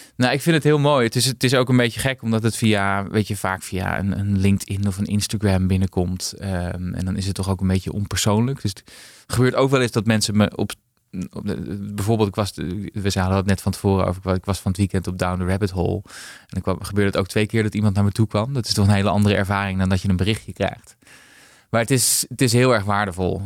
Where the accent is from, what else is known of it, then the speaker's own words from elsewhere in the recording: Haarlem, North Holland, Netherlands; also born or lived in Amsterdam; Ik ben in Amsterdam eh, geboren, maar op mijn vierde naar, naar Haarlem vertrokken.